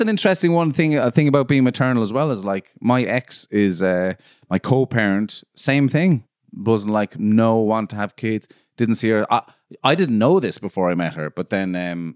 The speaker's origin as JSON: {"language": "English", "country": "Ireland", "moved": "yes", "said": "I'm from Ireland, but I don't fucking live there"}